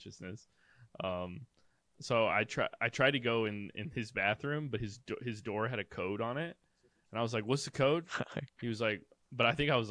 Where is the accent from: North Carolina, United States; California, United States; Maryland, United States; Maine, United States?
North Carolina, United States; I'm from North Carolina